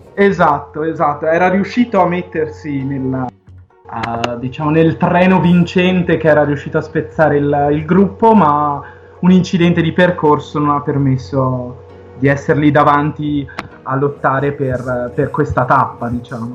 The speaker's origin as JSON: {"language": "Italian", "town": "Vicenza", "region": "Veneto", "country": "Italy", "said": "vengo da Vicenza e appunto c'è anche una tappa in Veneto, appunto sulle montagne di, di casa"}